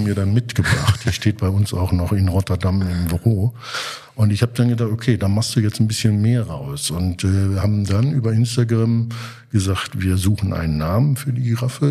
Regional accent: Germany; als Deutscher

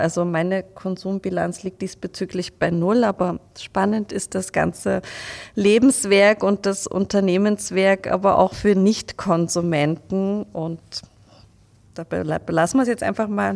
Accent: Leipzig, Saxony, Germany; moved away; ich komme ja aus Leipzig

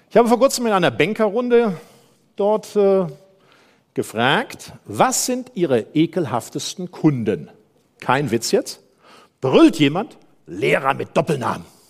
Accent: Germany; Ich komme aus dem Rheinland

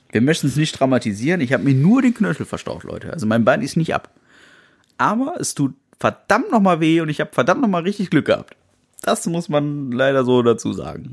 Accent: Germany; Ja, ich bin Deutscher.

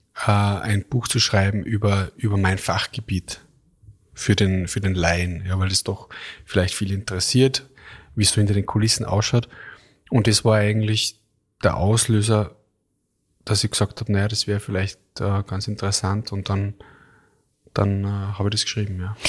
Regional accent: Kitzbühel, Tyrol, Austria; moved away; Ich war in Tirol, also äh, in Kitzbühel, in meiner Heimat

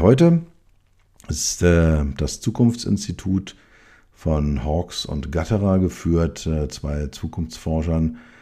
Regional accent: Berlin, Germany; als Berliner, als Westberliner, ähm, bin ich mit der Mauer groß geworden

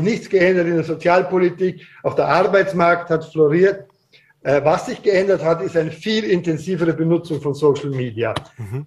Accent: Austria; bei uns in Österreich

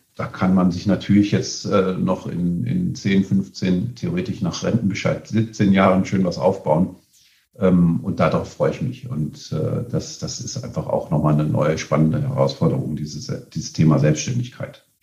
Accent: Aachen, North Rhine-Westphalia, Germany; gebürtig aus Aachen

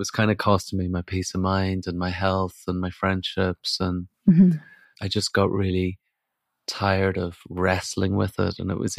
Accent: Ireland; now in England, United Kingdom; I did have a slight indication when I moved from Ireland to England.

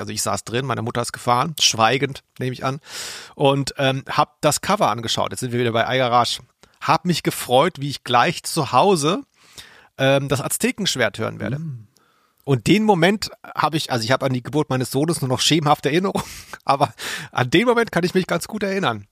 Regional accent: Ludwigsburg, Baden-Württemberg, Germany; Ludwigsburg, wo ich herkomme

